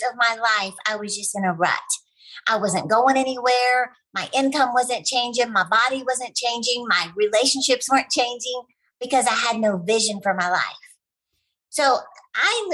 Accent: Texas, United States; I'm from Texas

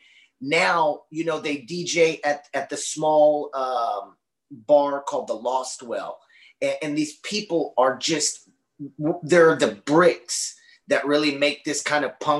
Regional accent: Austin, Texas, United States; I'm from Austin, Texas, which is sister, brother, gender neutral cities of Portland

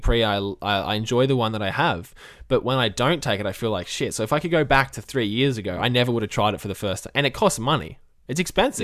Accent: Australia; as an Australian myself

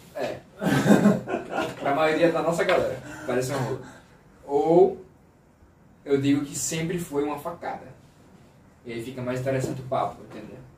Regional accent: Aracaju, Sergipe, Brazil; eu sou de Aracaju

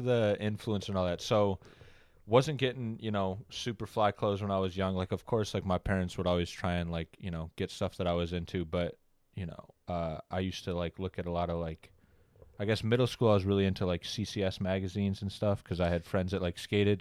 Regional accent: Oxford, Michigan, United States; I grew up in Oxford, Michigan.

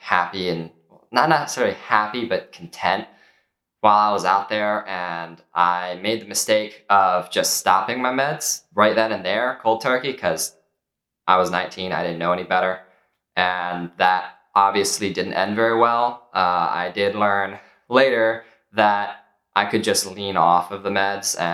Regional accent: Maryland, United States; I'm from Maryland

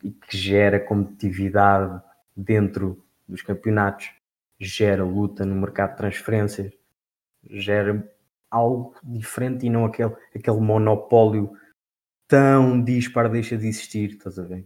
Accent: Portugal; como Tuga, não é? Sou Tuga.

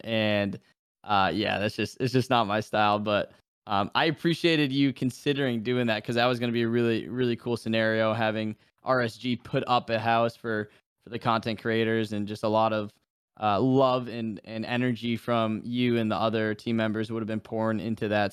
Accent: New Hampshire, United States; moved away as an adult; now in Florida, United States; I'm from New Hampshire. I came down to Florida for college, and I've, I've been down here ever since.

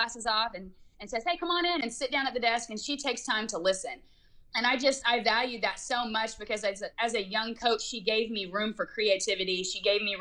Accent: Oklahoma City, Oklahoma, United States; moved away; my hometown crowd in Oklahoma City

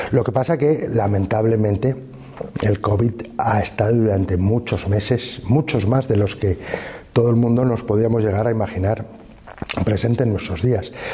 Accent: Fuentes de Oñoro, Castile and León, Spain; also born or lived in Salamanca / United States / Madrid / Brussels; dejé mi pueblo con nueve años

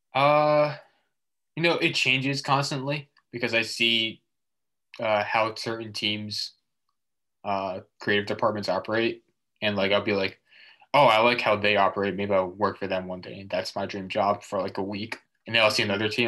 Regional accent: Massachusetts, United States; I'm from Massachusetts

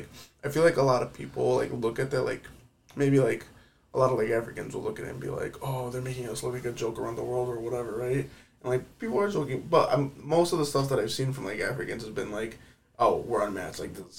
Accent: United States; as an American

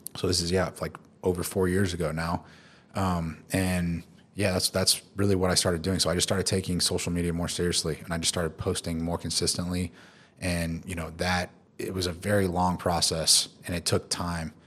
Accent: Tulsa, Oklahoma, United States; moved away as an adult; also born or lived in Houston / Philippines; now in Dubai, United Arab Emirates; I'm originally from Tulsa, Oklahoma

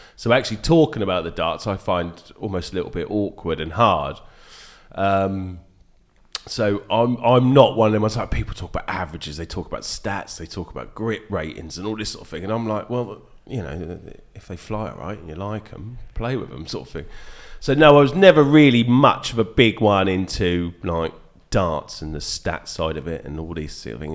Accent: Wortham, East of England, United Kingdom; I grew up on a farm. in a village called Wortham, near Dis in Norfolk, called, oh, Wortham is Suffolk, so I can claim to be a Suffolk boy born and bred.

